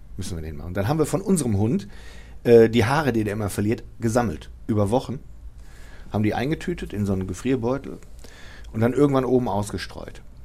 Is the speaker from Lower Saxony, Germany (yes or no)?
no; Bochum, North Rhine-Westphalia, Germany; aus Wattenscheid bin. Ich bin aus der Südfeldmark